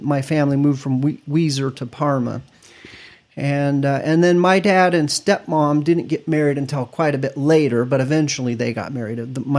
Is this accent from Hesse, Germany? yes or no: no; Stuttgart, Baden-Württemberg, Germany; born there; I was born in Germany, Stuttgart.